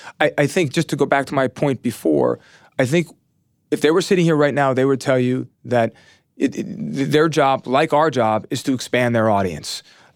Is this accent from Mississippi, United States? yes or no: no; New York, United States; I grew up right outside of the Bronx in Westchester County, maybe 15 miles north of the stadium.